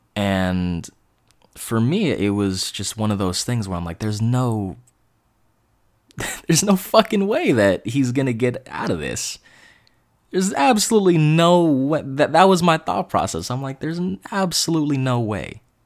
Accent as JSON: {"language": "English", "area": "East Bay, San Francisco Bay Area", "region": "California", "country": "United States", "said": "I'm from the Bay Area, I'm from the East Bay"}